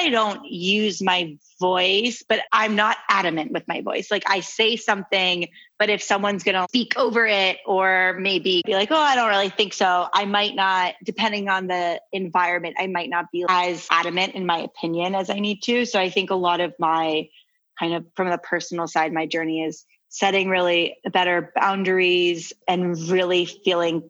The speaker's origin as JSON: {"language": "English", "country": "United States", "said": "I'm American"}